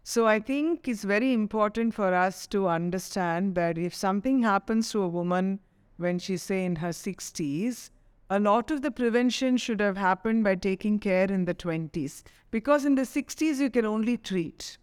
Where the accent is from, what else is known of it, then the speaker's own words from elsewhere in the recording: Chennai, Tamil Nadu, India; growing up in Chennai